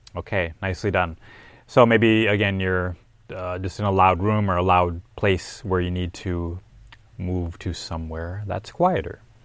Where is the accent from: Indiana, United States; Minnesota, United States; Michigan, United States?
Minnesota, United States; Minneapolis; He's actually from my hometown.